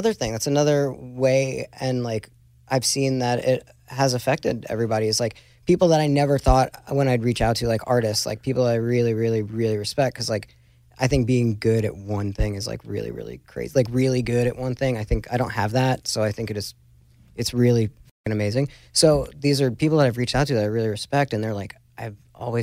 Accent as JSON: {"language": "English", "region": "New York", "country": "United States", "said": "I'm from New York"}